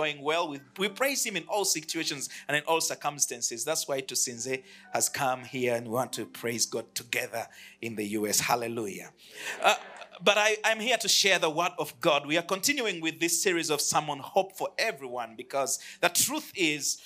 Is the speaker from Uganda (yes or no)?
yes; Uganda; I come from Uganda. I lead a church there called the City Church